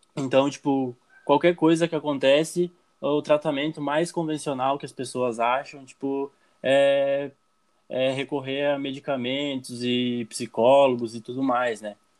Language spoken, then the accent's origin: Portuguese; Brazil; sou aqui do Brasil